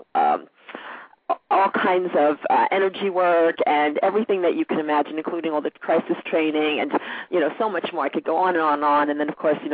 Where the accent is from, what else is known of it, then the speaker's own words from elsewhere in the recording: New York City, New York, United States; also born or lived in Merrick, Long Island, New York; I lived in Queens until I was 15